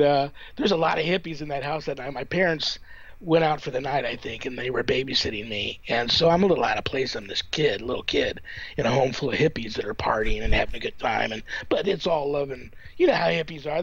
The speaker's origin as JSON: {"language": "English", "region": "Southern California", "country": "United States", "tie": "born or raised there", "moved": "as an adult", "lives_now": "Las Vegas, United States", "said": "I grew up in Southern California, uh, near like a canyon"}